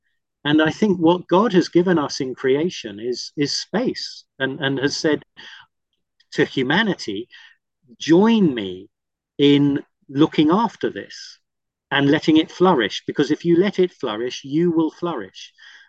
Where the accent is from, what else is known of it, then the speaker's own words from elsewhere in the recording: Cook Islands; moved away; And I had the great blessing and privilege of growing up in the Cook Islands in the South Pacific because my parents were missionaries.